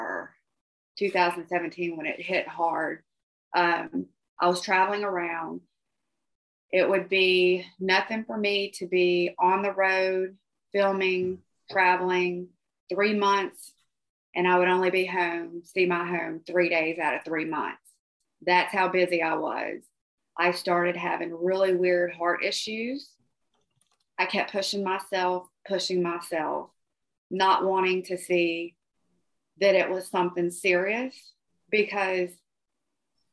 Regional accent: Georgia, United States; Growing up in Georgia

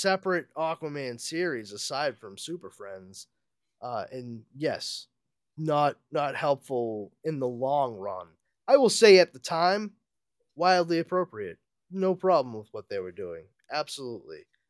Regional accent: New England, United States; us New Englanders

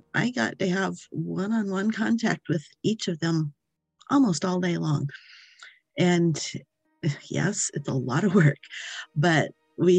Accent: the Midwestern states, United States; moved away as an adult; now in Maine, United States; I was raised in the Midwestern states

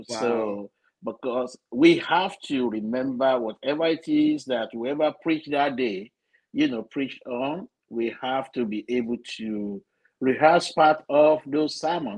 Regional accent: Nigeria; moved away as an adult; also born or lived in North Carolina; now in Florida, United States; Growing up in Nigeria, I grew up in the Methodist Church, Nigeria.

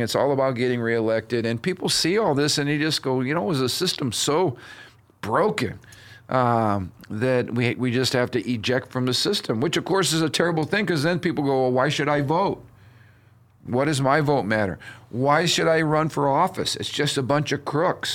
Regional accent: United States

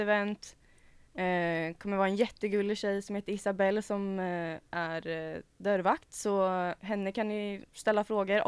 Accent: Karlskoga, Värmland, Sweden; now in Gothenburg, Sweden; kommer från Värmland

